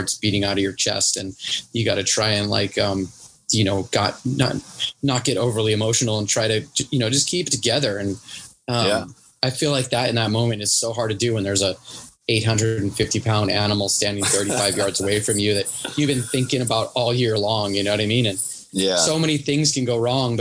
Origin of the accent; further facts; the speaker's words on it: Hawaii, United States; I'm from Hawaii